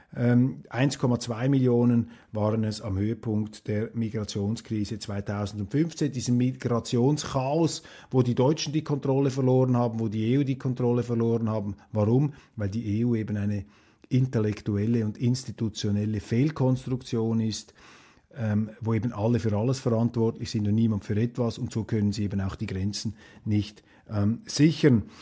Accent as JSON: {"language": "German", "country": "Switzerland"}